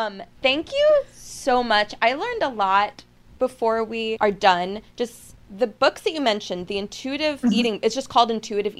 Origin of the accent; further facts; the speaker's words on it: New York, United States; I've never been into a tanning bed, surprisingly, and I grew up on Long Island.